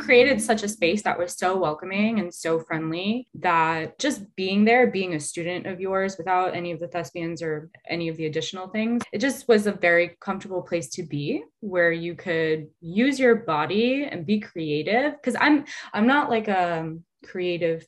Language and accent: English; United States; being a young girl growing up in the suburbs of America